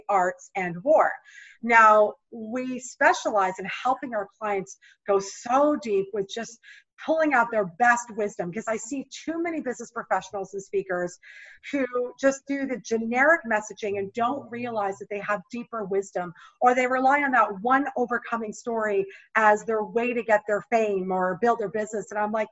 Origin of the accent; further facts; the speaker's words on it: Canada; moved away as an adult; now in United States; until I moved from my home country of Canada to the US